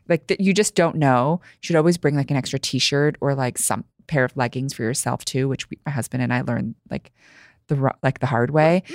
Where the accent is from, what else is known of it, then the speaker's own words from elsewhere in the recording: New York City, New York, United States; English is a second language; I grew up here in New York City, first generation, um, American, child of immigrants. I didn't speak English until I think it was about, like, five or six